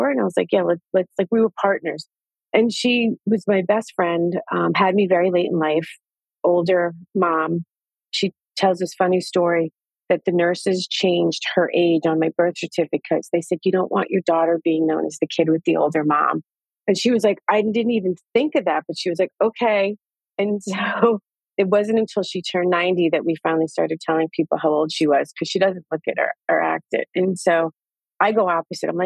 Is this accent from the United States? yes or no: yes; Yonkers, New York, United States; I was from Yonkers